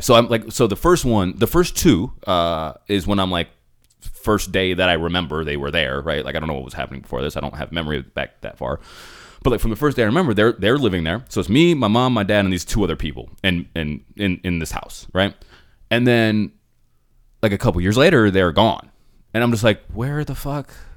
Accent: Phoenix, Arizona, United States; first language English; I was born in Phoenix

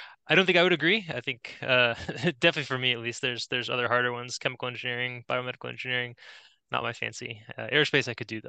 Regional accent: Florida, United States; also born or lived in New York; So we grew up were born in New York and moved down to Florida when I think I was like 6 or something

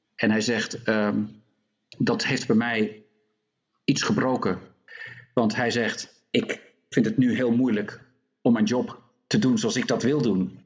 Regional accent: Netherlands; also born or lived in North Carolina; now in United States; Ik ben ook Nederlander

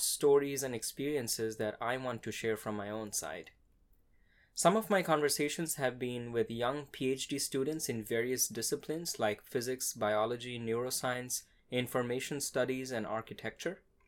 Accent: Kolkata, West Bengal, India; moved away as an adult; now in Austin, United States; I was born and raised in India

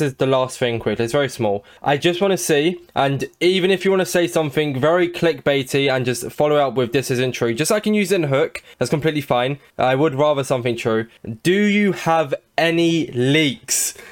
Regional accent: England, United Kingdom; I'm English

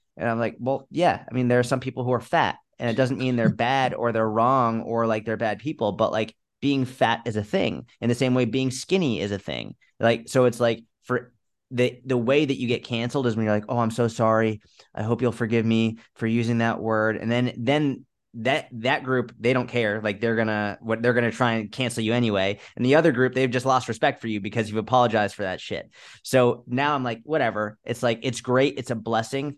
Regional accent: United States; as an American

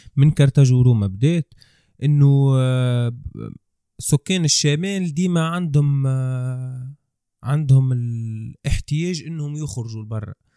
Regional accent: Tunisia; انا كتونسي

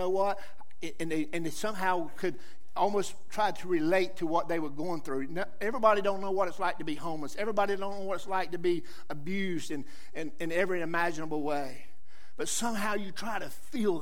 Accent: Johnston County, North Carolina, United States; accent: southern; I grew up in Johnson County. I was just a tractor farm boy just like most people here. I grew up on a tobacco patch.

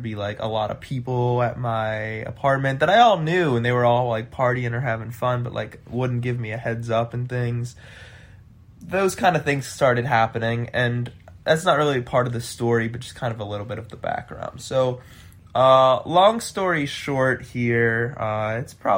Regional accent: Midwest, United States; also born or lived in Chicago; I'm from the Midwest

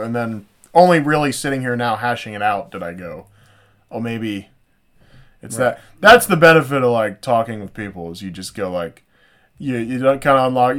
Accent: United States; I'm an American.

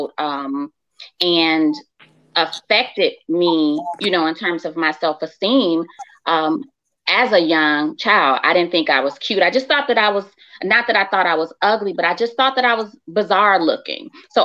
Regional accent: Chicago, Illinois, United States; I grew up in Chicago

